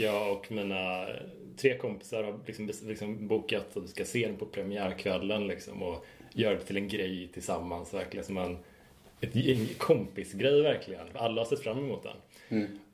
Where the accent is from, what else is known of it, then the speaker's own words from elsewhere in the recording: Horred, Västra Götaland, Sweden; jag är från Horred